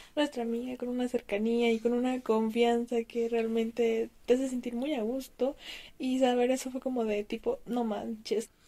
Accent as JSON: {"language": "Spanish", "country": "Mexico", "said": "Tengo 20 años y soy de México."}